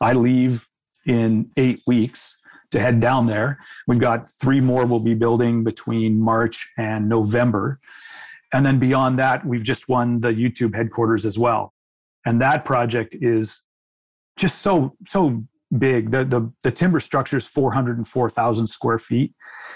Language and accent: English; United States; moved away as an adult; now in Canada; I'm an American myself